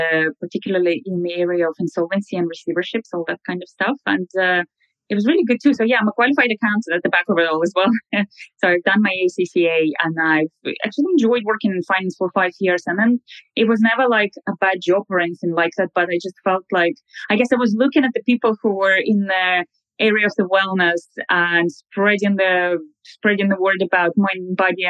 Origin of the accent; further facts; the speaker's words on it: Russia; moved away as an adult; also born or lived in London; now in Dublin, Ireland; I am natively from Russia, but I've been living abroad now for 10 years. I moved to London and I moved to Dublin